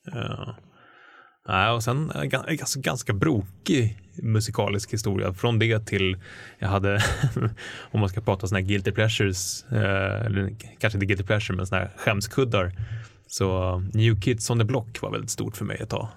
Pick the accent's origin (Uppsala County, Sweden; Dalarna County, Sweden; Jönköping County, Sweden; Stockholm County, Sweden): Stockholm County, Sweden; Stockholm; Jag växte upp i Hökarängen